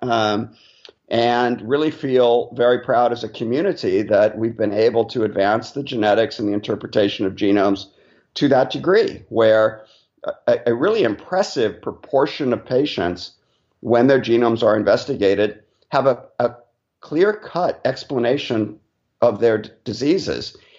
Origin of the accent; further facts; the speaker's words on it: Laguna Beach, California, United States; also born or lived in United Kingdom / North Carolina; now in New York, United States; I'm actually from Southern California originally, so yeah, I grew up on, on the beach in Laguna